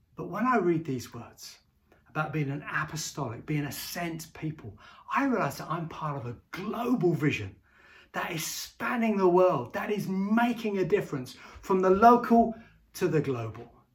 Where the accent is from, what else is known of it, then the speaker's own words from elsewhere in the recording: Bedford, East of England, United Kingdom; I grew up in Bedford and, uh, uh, and was lived in Bedford for many years and went to school all through Bedford